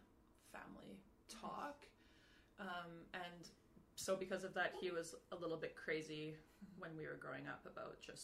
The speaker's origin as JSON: {"language": "English", "country": "Canada", "moved": "as an adult", "lives_now": "Paris, France", "said": "as a Canadian"}